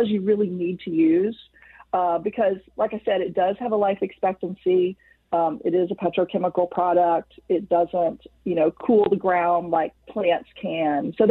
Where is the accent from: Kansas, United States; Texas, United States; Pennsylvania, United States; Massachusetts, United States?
Texas, United States; I'm from Texas